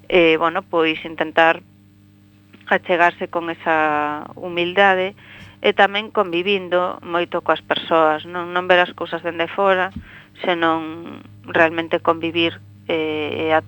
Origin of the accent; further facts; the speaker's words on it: Bodente, Galicia, Spain; eu teño a sorte de que, como dicimos aquí, son de Bodente